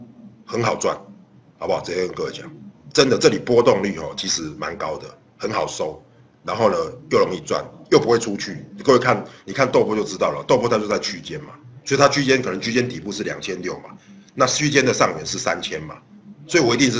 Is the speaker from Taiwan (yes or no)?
yes; Taiwan; 对，我是台湾人，没有错，没有错，我是台湾人。